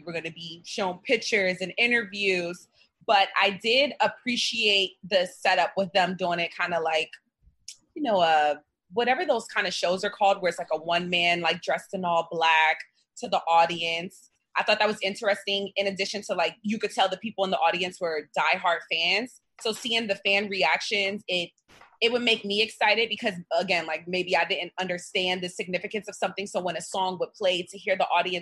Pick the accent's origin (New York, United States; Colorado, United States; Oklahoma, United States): New York, United States; I'm from New York